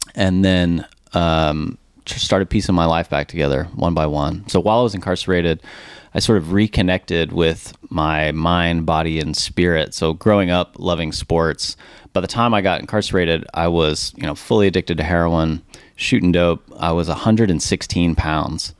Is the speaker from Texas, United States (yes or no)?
yes; Richardson, Texas, United States; I grew up here in Dallas, Texas, product of Richardson